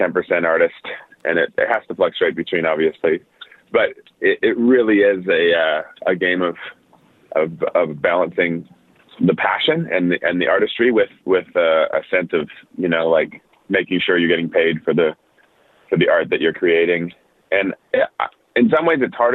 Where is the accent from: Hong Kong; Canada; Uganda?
Canada; Winnipeg, Manitoba; moved away as an adult; also born or lived in Nashville, United States / Edmonton, Canada; I lived growing up in Winnipeg